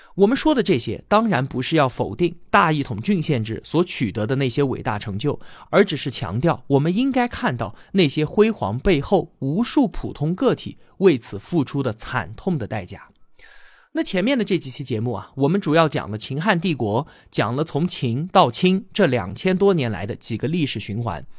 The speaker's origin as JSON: {"language": "Chinese", "country": "China", "said": "这就是我们典型的中国人的思想模式"}